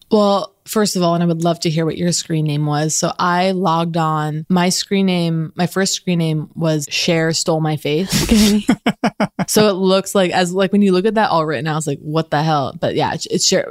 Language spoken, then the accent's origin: English; Los Angeles, California, United States; growing up in Los Angeles